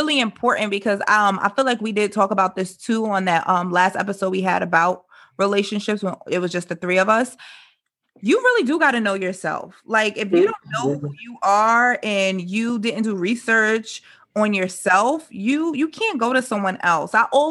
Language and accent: English; New York City, New York, United States; I'm from the Bronx